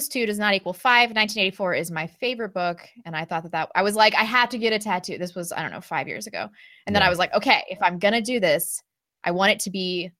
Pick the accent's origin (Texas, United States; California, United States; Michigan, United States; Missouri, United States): Missouri, United States; St. Louis; I grew up in St. Louis. West County.